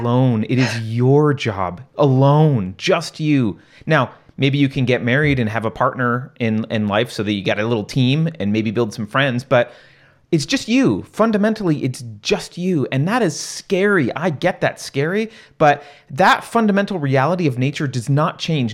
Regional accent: New York, United States; I was growing up in New York

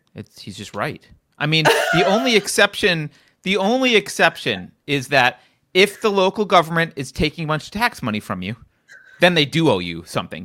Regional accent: California, United States; as a Californian

